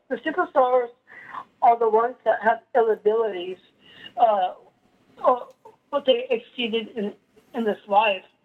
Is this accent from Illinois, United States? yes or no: no; El Paso, Texas, United States; I was born in El Paso in, in 1983